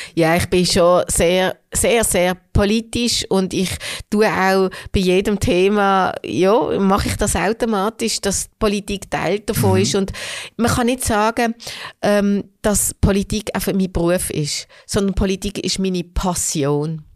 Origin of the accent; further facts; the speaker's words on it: Hofstetten, Solothurn, Switzerland; Ich bin in Hofstetten aufgewachsen. Das ist also äh, ländlich. Äh, ländlich, ja, Kanton Solothurn, trotzdem Basel noch.